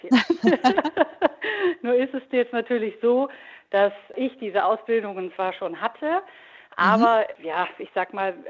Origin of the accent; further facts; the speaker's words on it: North Rhine-Westphalia, Germany; now in Frankfurt, Germany; Ich wohne zwar jetzt im Raum Frankfurt, ich mhm. komme aber gebürtig aus Nordrhein-Westfalen, mhm. aus dem oberbergischen Land.